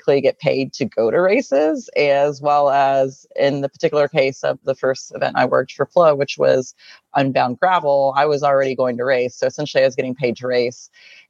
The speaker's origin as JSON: {"language": "English", "area": "just north of Austin", "region": "Texas", "country": "United States", "tie": "born or raised there", "lives_now": "Austin, United States", "said": "I grew up just north of Austin, so about an hour north of Austin."}